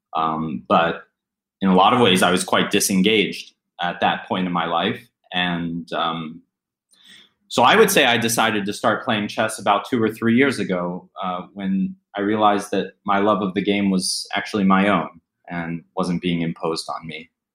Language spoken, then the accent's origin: English; Pittsburgh, Pennsylvania, United States; I grew up in Pittsburgh, which had a decent chess scene